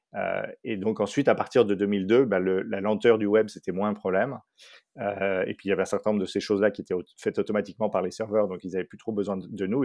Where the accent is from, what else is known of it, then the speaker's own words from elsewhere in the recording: Paris, Île-de-France, France; moved away as an adult; also born or lived in Dallas, Texas; j'ai grandi surtout à Paris